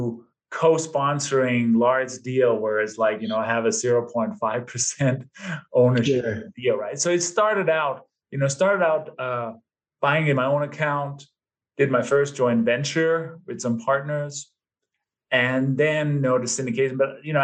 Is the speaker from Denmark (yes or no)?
yes; Denmark; moved away as an adult; also born or lived in London, England; now in United States; given my name and my maybe slight accent, I was born and raised in Denmark. Lived there until my early 20s and then moved to London, England, I think in 93